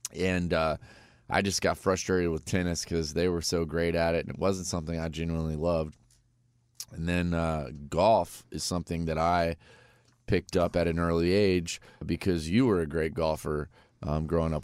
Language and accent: English; Vero Beach, Florida, United States; also born or lived in Winter Haven, Florida; I was born in Winter Haven, Winter Haven Hospital. Polk County, shout out. And, uh, I moved over to Vero Beach, Florida at a young age. And that's really about the time that I remember kind of life growing up